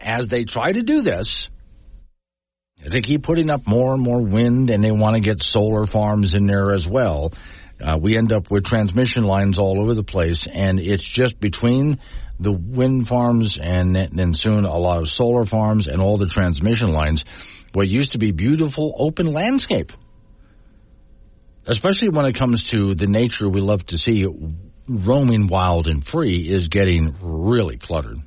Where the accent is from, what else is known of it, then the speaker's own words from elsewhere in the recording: west coast of Florida, United States; now in Wyoming, United States; I could see rockets going up from where I lived on the west coast of Florida all the time